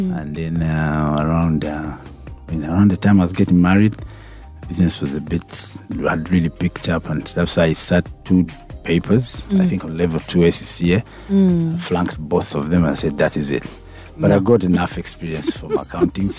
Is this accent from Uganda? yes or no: yes; Kampala, Central Region, Uganda; I was born in Mengo.